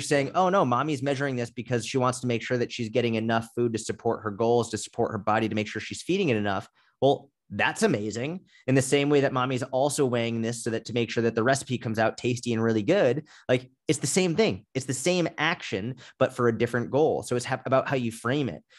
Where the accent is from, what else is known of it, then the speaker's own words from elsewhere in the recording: outside Boston, Massachusetts, United States; I grew up outside Boston